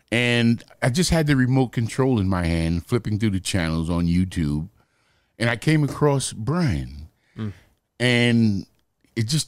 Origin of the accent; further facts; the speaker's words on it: New York City, New York, United States; I'm from Harlem, New York